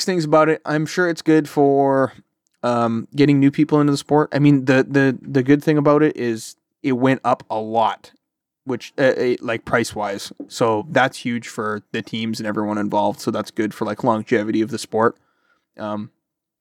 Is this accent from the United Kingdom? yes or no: no; Canada; I'm Canadian